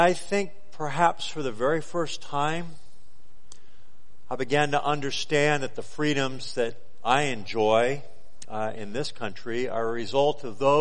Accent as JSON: {"language": "English", "town": "Los Angeles", "region": "California", "country": "United States", "tie": "born or raised there", "moved": "yes", "lives_now": "Alaska, United States", "said": "I grew up in Los Angeles"}